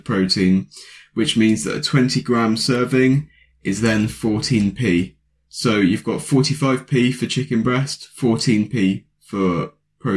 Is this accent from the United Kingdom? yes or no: yes; United Kingdom; I'm a British lad